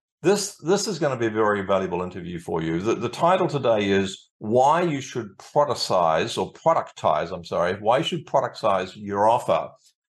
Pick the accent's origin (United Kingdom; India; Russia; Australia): Australia; also born or lived in Sunshine Coast, Queensland; fellow Aussie